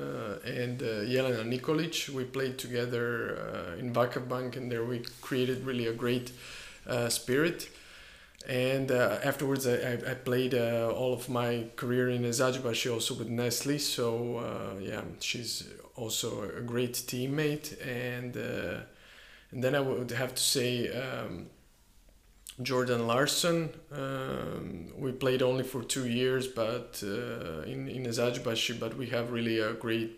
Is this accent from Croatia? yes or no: yes; Split, Split-Dalmatia County, Croatia; moved away; also born or lived in Bergamo, Italy / Istanbul, Turkey; my hometown